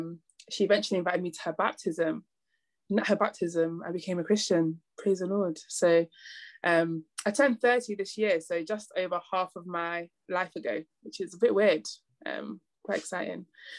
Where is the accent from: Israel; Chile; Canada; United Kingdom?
United Kingdom; Manchester, North West England; accent: northern; now in London, United Kingdom; originally from Manchester. You'll hear it every now and again in my accent. My vowels will just appear super northern. So like pub, mum, grass, bath, classics. So everything from Manchester, grew up in Manchester with mum, sister and grandma.